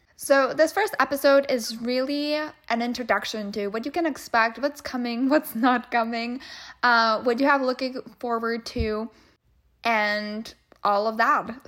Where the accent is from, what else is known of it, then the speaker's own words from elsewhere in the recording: Czechia; moved away as an adult; also born or lived in Wichita Falls, Texas, United States; now in United States; I came from the Czech Republic, or Czechia, as they call it these days. I grew up there. I was there until I was twenty-three or twenty-four, and then I came to the U S